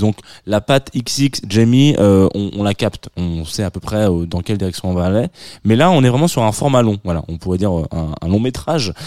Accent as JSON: {"language": "French", "country": "France", "accent": "franchouillard (French)", "said": "mon accent franchouillard"}